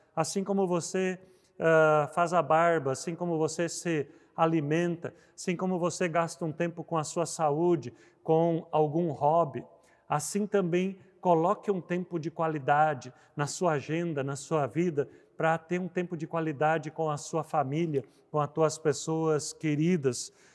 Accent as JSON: {"language": "Portuguese", "region": "Rio Grande do Sul", "country": "Brazil", "tie": "born or raised there", "said": "no Rio Grande do Sul, onde eu cresci"}